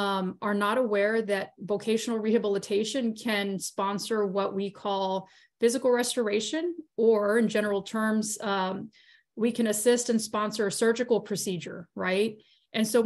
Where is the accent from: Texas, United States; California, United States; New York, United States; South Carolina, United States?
Texas, United States; South; I'm from South Texas.